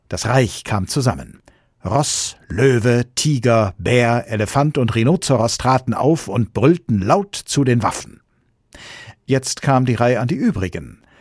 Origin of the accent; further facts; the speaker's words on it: Switzerland; Für mich als Schweizer sind Volksinitiativen ein zweischneidiges Schwert.